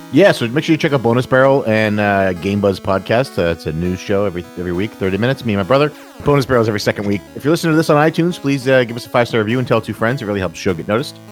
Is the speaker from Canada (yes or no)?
yes; Canada; being Canadian and being proud of being Canadian